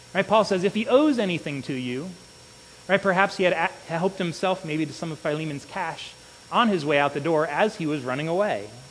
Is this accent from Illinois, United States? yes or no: yes; Illinois, United States; I grew up in Illinois